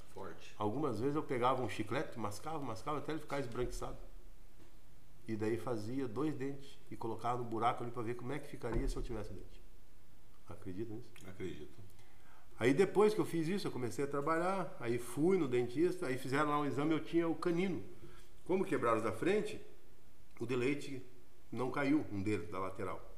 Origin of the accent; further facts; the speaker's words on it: Curitiba, Paraná, Brazil; Saí do Fazendinha e a pé no Gabriela Mistral, escola onde eu estudei de quinta a oitava série